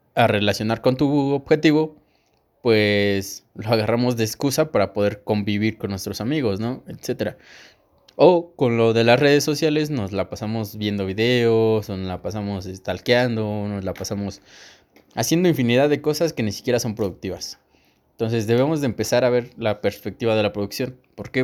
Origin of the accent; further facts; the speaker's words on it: State of Mexico, Mexico; yo soy de aquí, del Estado de México